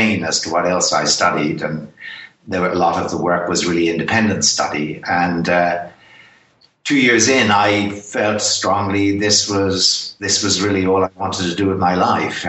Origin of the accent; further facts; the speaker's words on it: Ireland; accent: Irish; I'm Irish by background. It's probably obvious from my accent